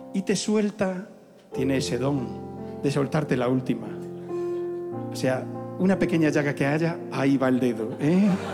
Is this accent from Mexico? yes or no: no; Zafra, Extremadura, Spain; en mi pueblo hay unas sartenes que flipan